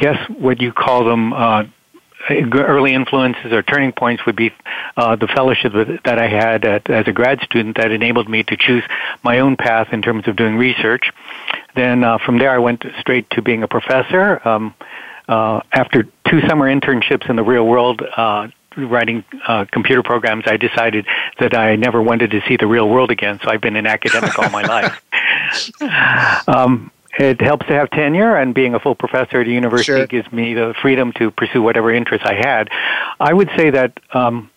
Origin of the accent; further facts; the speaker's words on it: Honolulu, Hawaii, United States; moved away; also born or lived in Philadelphia, Pennsylvania; I was born in Philadelphia, Pennsylvania, but I grew up in Honolulu, Hawaii